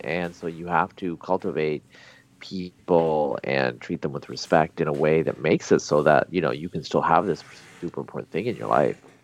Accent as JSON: {"language": "English", "area": "Pacific Northwest", "region": "Oregon", "country": "United States", "tie": "born or raised there", "also_born_or_lived": "Bangladesh", "moved": "as an adult", "lives_now": "Texas, United States", "said": "I grew up in the Pacific Northwest"}